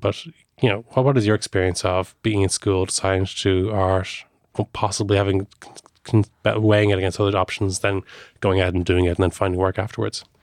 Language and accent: English; Ireland